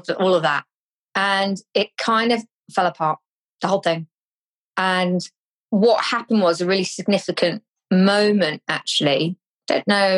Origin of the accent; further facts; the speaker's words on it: Cornwall, South West England, United Kingdom; I'm from Cornwall